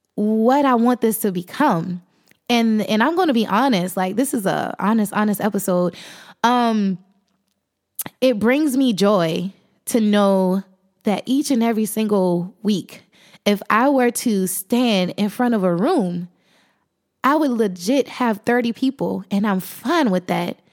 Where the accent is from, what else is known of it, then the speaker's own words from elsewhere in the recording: South Carolina, United States; I'm thirty-one years old, and I am from South Carolina